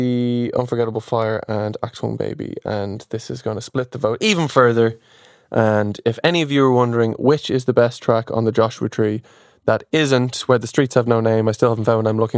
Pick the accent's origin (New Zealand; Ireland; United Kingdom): Ireland; Dublin, Leinster; accent: Dublin; my Dublin accent